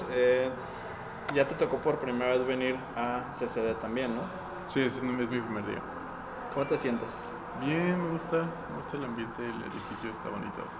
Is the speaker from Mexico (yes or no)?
yes; Guanajuato, Mexico; Yo soy de Guanajuato.